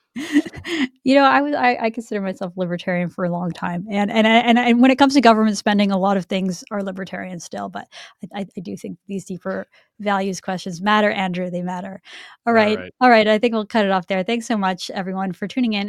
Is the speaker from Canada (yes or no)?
yes; Vancouver, British Columbia, Canada; I grew up in Vancouver in a neighborhood where I think the average single family home is now like three million dollars.